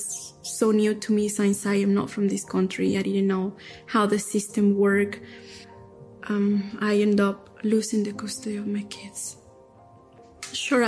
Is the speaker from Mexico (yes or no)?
yes; Durango, Mexico; now in United States; I am from Durango, Mexico